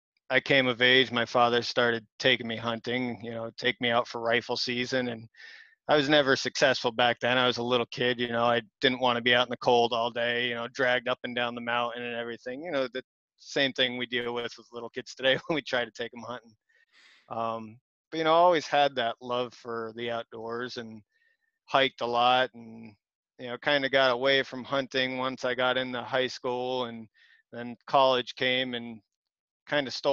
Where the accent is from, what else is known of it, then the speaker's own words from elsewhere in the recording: Tunkhannock, Pennsylvania, United States; I grew up around Tunkhannock, very rural area